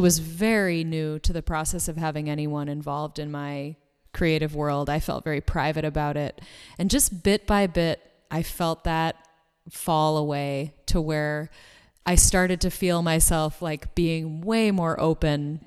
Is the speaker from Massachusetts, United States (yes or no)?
yes; Boston, Massachusetts, United States; now in Los Angeles, United States; I'm originally from the Boston area. I live in LA now